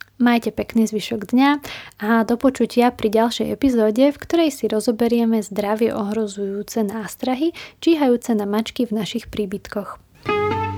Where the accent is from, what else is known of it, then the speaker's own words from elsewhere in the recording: Slovakia; Prišla som domov na Slovensko